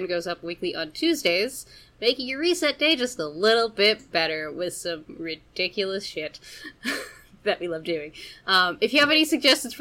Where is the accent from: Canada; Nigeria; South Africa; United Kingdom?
Canada; I'm Canadian